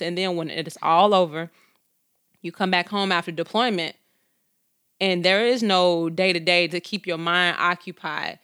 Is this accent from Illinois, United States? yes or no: yes; Chicago, Illinois, United States; I was born and raised on the south side of Chicago to a single mom